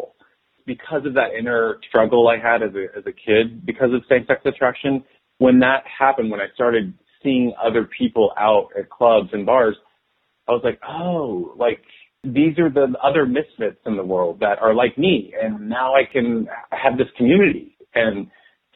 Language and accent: English; Dallas, Texas, United States; I was born and raised in Dallas, Texas